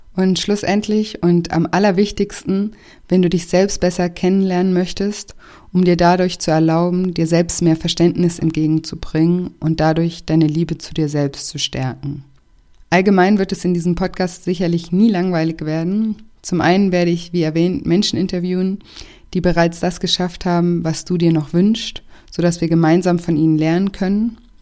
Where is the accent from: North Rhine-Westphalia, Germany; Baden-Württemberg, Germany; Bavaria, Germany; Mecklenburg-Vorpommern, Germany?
Baden-Württemberg, Germany; Konstanz; moved away as an adult; also born or lived in Paris / Barcelona / Australia / Mexico; Konstanz ist auch meine Heimat. Ich bin hier aufgewachsen